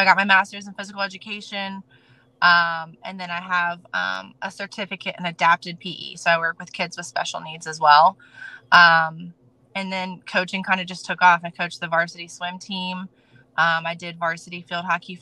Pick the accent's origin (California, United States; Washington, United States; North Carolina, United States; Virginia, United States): Virginia, United States; Norfolk; I am not born and raised in Norfolk. However, I am raised in Norfolk. I've been here since 98, and this is home for me